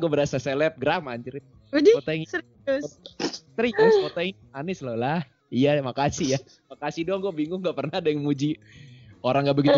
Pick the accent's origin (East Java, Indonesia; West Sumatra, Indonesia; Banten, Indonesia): West Sumatra, Indonesia; suku Padang gua, suku Minang, suku Bugis ade gua begini.